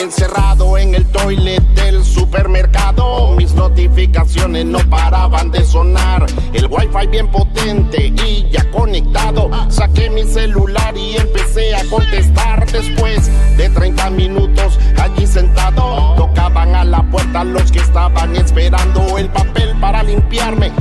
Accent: Guatemala; Yo, como guatemalteco

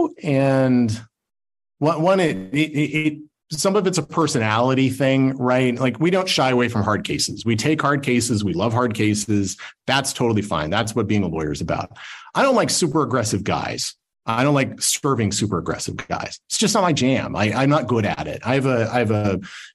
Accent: Salt Lake City, Utah, United States; I'm from Salt Lake

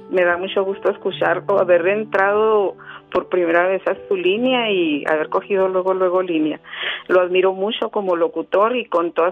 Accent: Chihuahua, Mexico; now in United States; Yo soy de Chihuahua, y yo demigré, yo vine a Estados Unidos a trabajar y dejaba yo a mis hijos solos con mi esposo.

